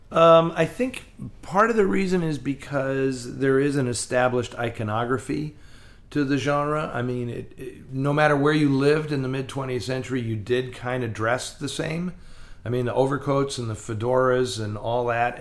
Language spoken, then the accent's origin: English; San Francisco, California, United States; I grew up in San Francisco and it was filled with repertory cinemas